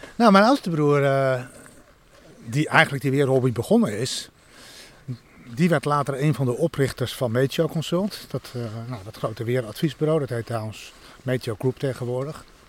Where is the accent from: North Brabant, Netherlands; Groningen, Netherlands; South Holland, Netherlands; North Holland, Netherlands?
North Holland, Netherlands; Santpoort; In het dorpje achter de duinen, Sampoort